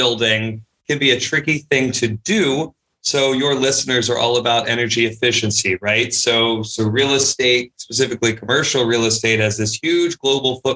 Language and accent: English; Charlotte, North Carolina, United States; also born or lived in Nashville, Tennessee / Chicago; I actually grew up here in Charlotte, North Carolina